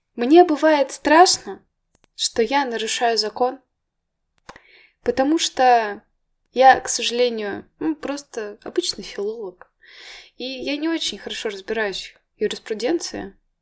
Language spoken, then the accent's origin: Russian; Moscow, Russia; я родилась в Москве, я в Москве училась